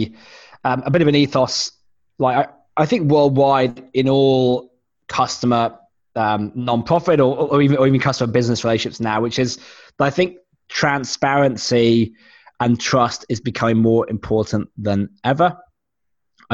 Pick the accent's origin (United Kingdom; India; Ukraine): United Kingdom; moved away; I am British originally